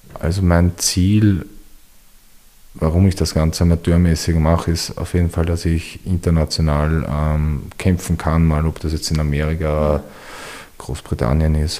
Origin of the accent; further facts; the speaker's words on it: Wiener Neustadt, Lower Austria, Austria; ich komme aus Wiener Neustadt